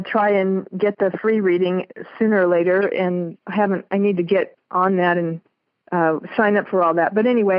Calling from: Las Vegas, Nevada, United States; I'm from Las Vegas.

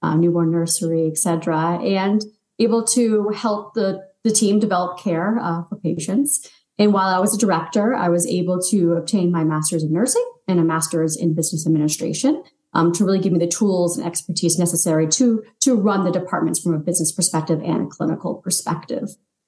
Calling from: Scarborough, Maine, United States; I'm actually in Scarborough, Maine, where it's very cold with lots of snow.

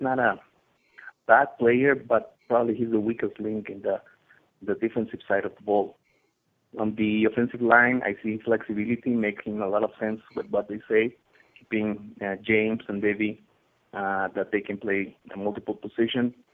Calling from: Chihuahua, Mexico; I'm calling from Chihuahua, Mexico.

